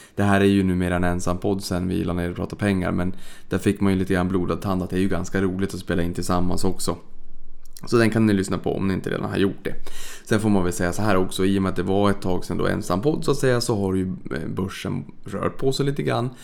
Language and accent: Swedish; Sweden; vi svenskar